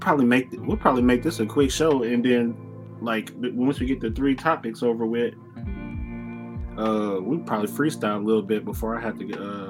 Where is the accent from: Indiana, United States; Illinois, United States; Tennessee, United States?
Tennessee, United States; I'm from Tennessee, man.